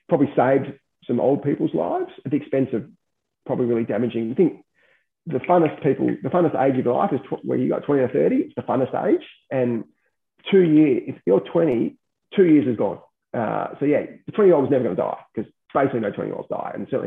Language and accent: English; Australia; as an Australian, you could leave to Thailand tomorrow.